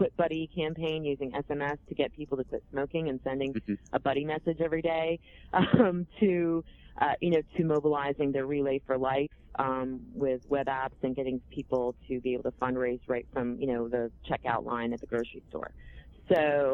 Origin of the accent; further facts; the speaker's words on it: Vermont, United States; I'm from Vermont. We don't talk like that.